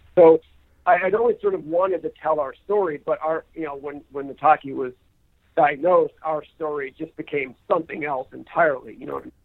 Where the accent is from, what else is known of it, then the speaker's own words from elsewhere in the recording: New Hampshire, United States; now in California, United States; as a high school runner growing up in New Hampshire